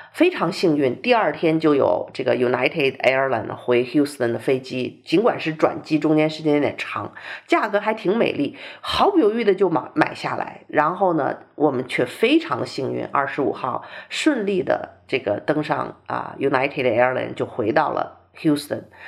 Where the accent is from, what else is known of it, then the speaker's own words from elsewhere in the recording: northern China, China; now in Texas, United States; 我小的时候在中国也是生活在北方的城市